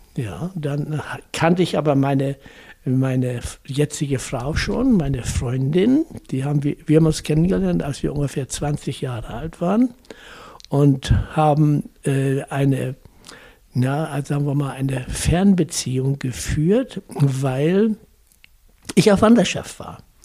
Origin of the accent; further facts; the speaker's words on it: near Lüneburg, Lower Saxony, Germany; moved away as an adult; now in Hesse, Germany; Ich bin also in Dadenburg geboren, in Niedersachsen, und bin in der Nähe von Lüneburg groß geworden